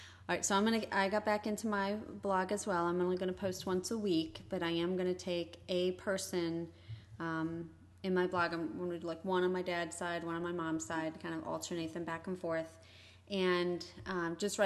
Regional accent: Santa Barbara, California, United States; I was born in Santa Barbara

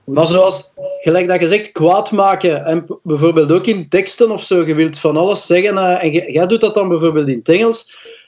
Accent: Belgium; first language Dutch; omdat dat mijn moedertaal is. Als Belg.

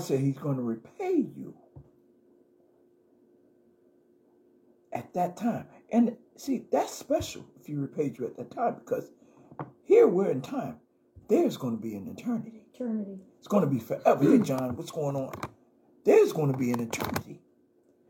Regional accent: New York City, New York, United States; also born or lived in Brooklyn, New York; I came from Jamaica, Queens, New York

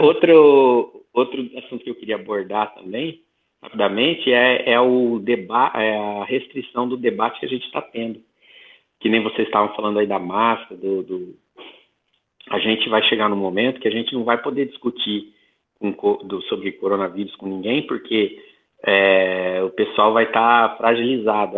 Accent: Santo Anastácio, São Paulo, Brazil; sou do Oeste Paulista, interior de São Paulo, Santo Anastácio, região de Presidente Prudente

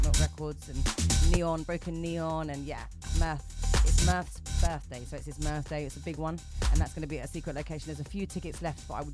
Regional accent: London, United Kingdom; growing up in Brixton as the only girl white MC

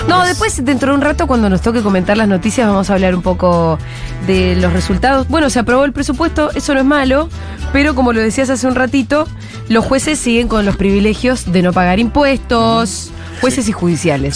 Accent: Bariloche, Río Negro, Argentina; yo soy de Bariloche y, y qué sé yo, conozco un poco mis pagos.

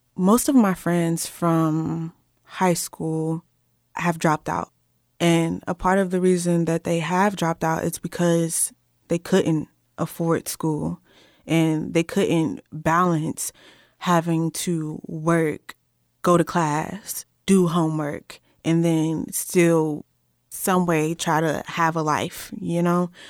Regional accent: Cincinnati, Ohio, United States; moved away as an adult; now in Berea, United States; I am from Cincinnati, Ohio, and I am currently a student at Berea College.

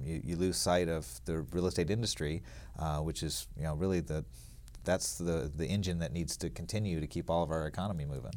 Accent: Alabama, United States; moved away as an adult; also born or lived in Lake Tahoe; I grew up in Alabama, actually, and went to s, went to college at Auburn University

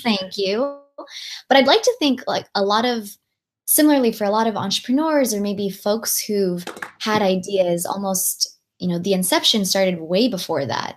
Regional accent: Long Beach, California, United States; English is a second language; girl growing up in Long Beach, California

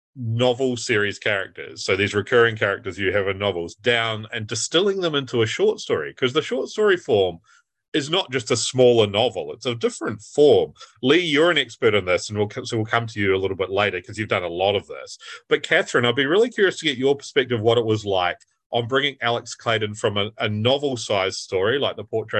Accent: New Zealand; moved away as an adult; now in United Kingdom; growing up in New Zealand

